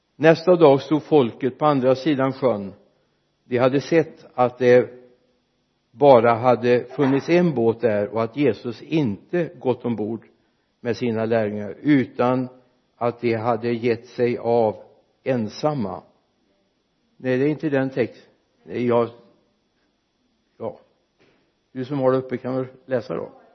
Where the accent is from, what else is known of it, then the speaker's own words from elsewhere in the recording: Mariestad, Västra Götaland, Sweden; hemma i Victoriakyrkan i Mariestad när jag var liten grabb